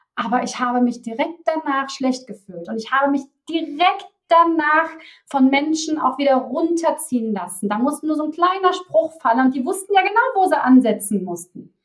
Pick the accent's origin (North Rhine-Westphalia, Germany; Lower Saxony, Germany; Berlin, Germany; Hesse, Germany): North Rhine-Westphalia, Germany; Cologne; accent: Kölsch (Cologne dialect); Da kommt auch mein Kölner Dialekt durch.